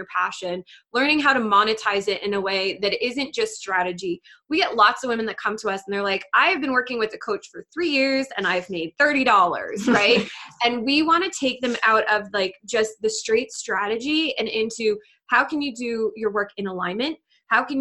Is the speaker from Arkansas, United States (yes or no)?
no; outside New York City, United States; I grew up outside New York City